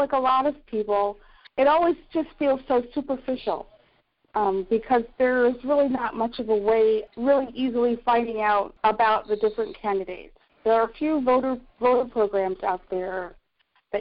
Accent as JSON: {"language": "English", "country": "United States", "tie": "born or raised there", "also_born_or_lived": "Brooklyn, New York / Port Townsend, Washington / Ironton, Ohio", "moved": "as an adult", "lives_now": "North Carolina, United States", "said": "I was born in Brooklyn. I grew up where New Jersey, Pennsylvania, and New York State meet."}